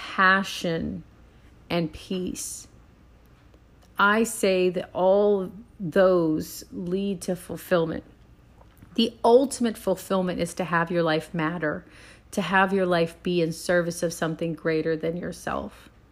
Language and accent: English; Puerto Rico; moved away; Now I go back to thinking of in the island I grew up on in Puerto Rico.